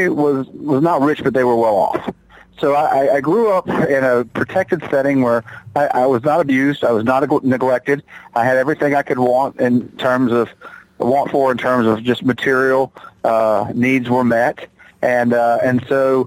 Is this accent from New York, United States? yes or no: no; Charlotte, North Carolina, United States; moved away as an adult; now in Johnson City, United States; I hail from Charlotte, North Carolina